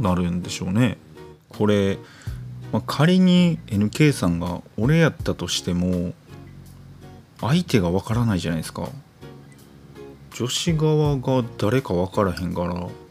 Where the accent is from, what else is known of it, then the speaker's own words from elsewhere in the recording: Sakurai, Nara, Japan; 出身の、奈良、奈良出身なんですけど、奈良出身の、あの、桜井中学っていう